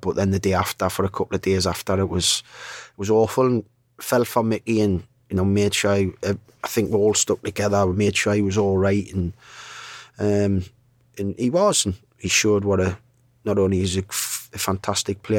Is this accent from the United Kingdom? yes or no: yes; Newcastle upon Tyne, North East England, United Kingdom; I'm from Newcastle, I'm a Newcastle fan